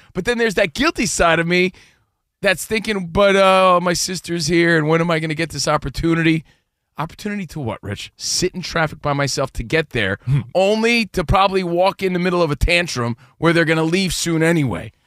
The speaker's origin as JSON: {"language": "English", "country": "United States", "moved": "yes", "lives_now": "Los Angeles, United States", "said": "we're from New Jersey and New York. We're from the East Coast, but we live out here in L"}